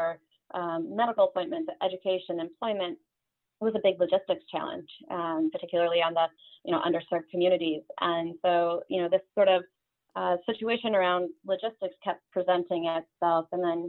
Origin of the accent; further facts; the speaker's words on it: Fort Dodge, Iowa, United States; I grew up in Iowa, in Fort Dodge, Iowa, a town of 25,000 people. And my family's all sort of in and around that area.